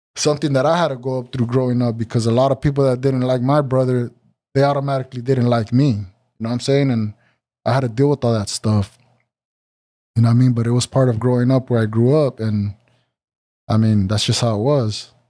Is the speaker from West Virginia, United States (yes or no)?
no; Santa Ana, California, United States; being a young Mexican growing up in Santa Ana